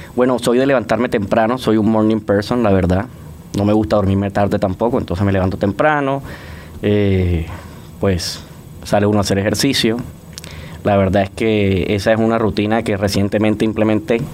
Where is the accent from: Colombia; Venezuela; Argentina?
Colombia; Barranquilla, Atlántico; moved away as an adult; now in Panama; en Barranquilla, en mi ciudad natal, sí existían estas empresas